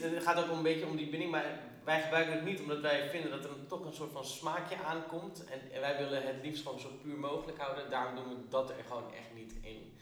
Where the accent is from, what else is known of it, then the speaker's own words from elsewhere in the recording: Alkmaar or Schagen, North Holland, Netherlands; also born or lived in Kurdistan; wij zijn gevlucht vanuit Koerdistan. Niet gezamenlijk, maar vier aparte gezinnen. Eh, allemaal terechtgekomen in ehm, Alkmaar of Schagen. Ehm, daar elkaar gevonden, samen opgegroeid